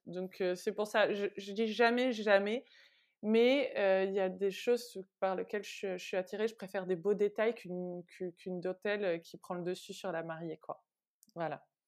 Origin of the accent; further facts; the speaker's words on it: Vernon, Normandy, France; moved away as an adult; also born or lived in Rouen, France; now in Paris, France; je viens de Vernon, qui est entre Paris et Rouen